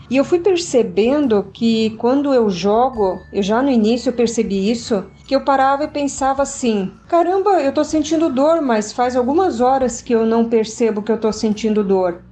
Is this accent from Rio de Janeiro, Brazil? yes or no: no; Jaraguá do Sul, Santa Catarina, Brazil; eu sou de Jaraguá do Sul, Santa Catarina